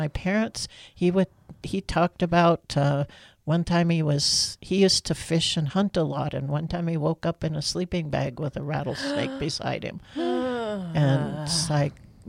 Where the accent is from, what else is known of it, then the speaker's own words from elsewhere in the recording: Morony Dam, Montana, United States; moved away as an adult; also born or lived in Seattle / San Francisco; I'm from Montana with lots of space and big skies.